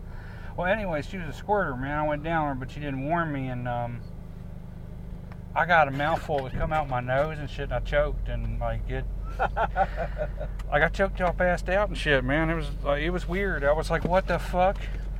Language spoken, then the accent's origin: English; Jamaica; I don't mean to be mean to him, man, but I'm Jamaican, man. We turn our sugar into liquor.